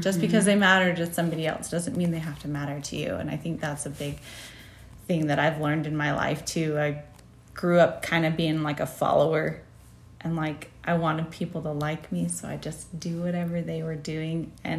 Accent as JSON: {"language": "English", "region": "Texas", "country": "United States", "tie": "born or raised there", "moved": "yes", "lives_now": "Utah, United States", "said": "My childhood was in Texas"}